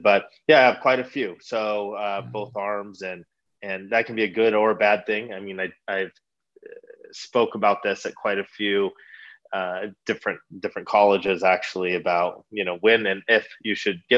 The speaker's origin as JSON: {"language": "English", "town": "Redlands", "region": "California", "country": "United States", "tie": "born or raised there", "said": "born and raised in Redlands."}